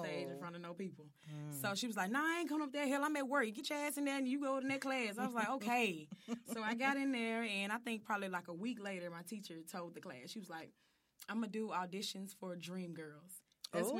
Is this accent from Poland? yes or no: no; Memphis, Tennessee, United States; I'm from East Memphis